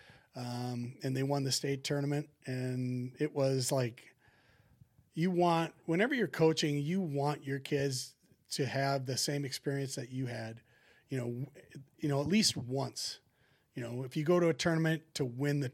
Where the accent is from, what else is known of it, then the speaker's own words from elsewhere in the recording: Maple Lake, Minnesota, United States; we had the St. Patrick's Day tournament, parade in my hometown, because we were the Maple Lake Irish.